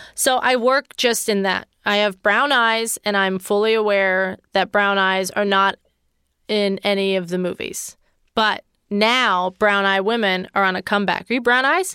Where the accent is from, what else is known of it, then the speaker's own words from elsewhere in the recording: Pittsburgh, Pennsylvania, United States; I recorded it in Pittsburgh, Pennsylvania, my hometown